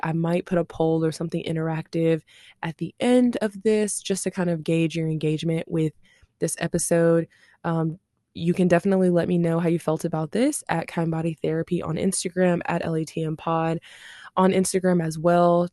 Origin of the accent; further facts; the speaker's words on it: Shreveport, Louisiana, United States; now in Dallas-Fort Worth, United States; I'm from Shreveport, Louisiana.